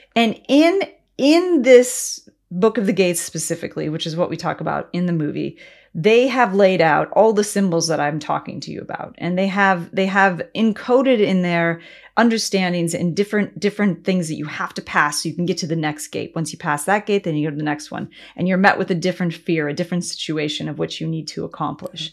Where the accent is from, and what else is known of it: United States